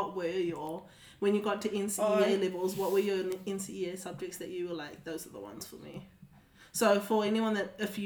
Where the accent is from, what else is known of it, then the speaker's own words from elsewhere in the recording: Auckland, New Zealand; I grew up in Auckland, in the city, biggest city in New Zealand